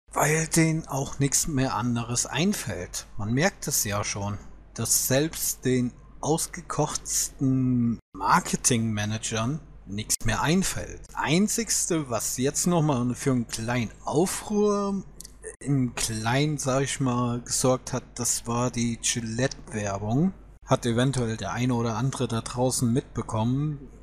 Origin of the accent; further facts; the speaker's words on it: Germany; bei uns in Deutschland